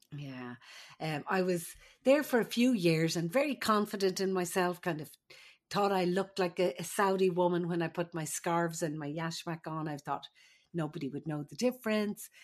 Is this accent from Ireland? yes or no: yes; Ireland; moved away; I'm the Irish midwife.